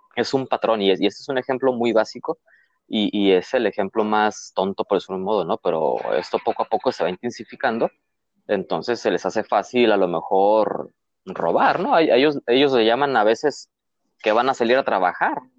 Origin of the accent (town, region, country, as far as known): Mexico